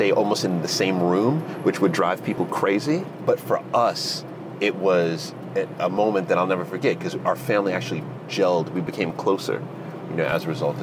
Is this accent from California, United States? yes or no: no; New York, United States; moved away as an adult; now in London, United Kingdom; growing up in New York, we would always see the Lamborghinis and the Ferraris go down the street